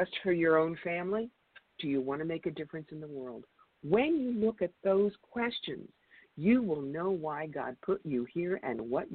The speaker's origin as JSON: {"language": "English", "town": "Cherry Hill", "region": "New Jersey", "country": "United States", "tie": "born or raised there", "also_born_or_lived": "rural New York", "moved": "yes", "lives_now": "New York, United States", "said": "I grew up in Cherry Hill, New Jersey"}